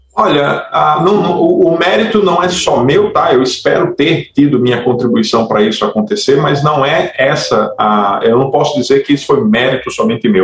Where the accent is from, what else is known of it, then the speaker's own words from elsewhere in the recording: Natal, Rio Grande do Norte, Brazil; A, a Massive Work Studio funciona em Natal, eu sou de Natal